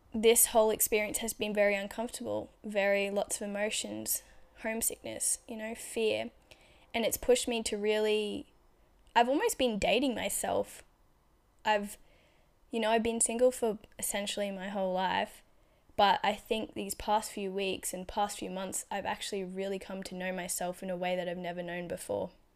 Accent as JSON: {"language": "English", "country": "Australia", "tie": "born or raised there", "also_born_or_lived": "Brisbane", "said": "I was just comfortable in my small regional town. Not, wasn't really small, but, like, it was a regional town in Australia, so, like, eighty thousand people"}